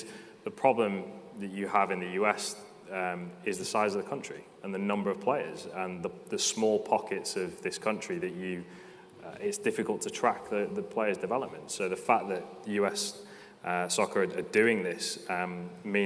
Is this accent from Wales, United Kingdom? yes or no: yes; Wales, United Kingdom; I'm Welsh